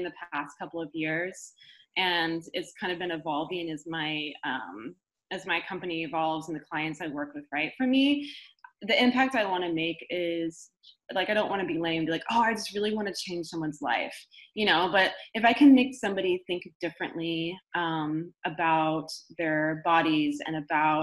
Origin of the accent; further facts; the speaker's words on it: Marin County, Bay Area, California, United States; I grew up in Marin County here in the Bay Area